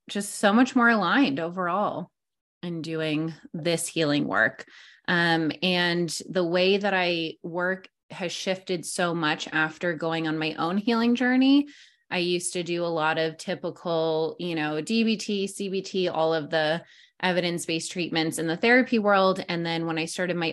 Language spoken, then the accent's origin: English; New York, United States; moved away as an adult; now in San Diego, United States; I am from New York